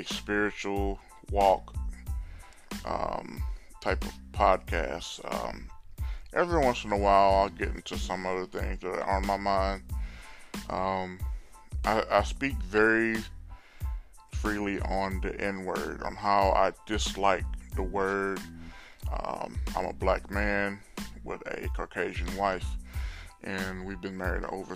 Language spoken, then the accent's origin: English; Orange, Texas, United States; also born or lived in Baytown, Texas; I was born and raised in Orange, Texas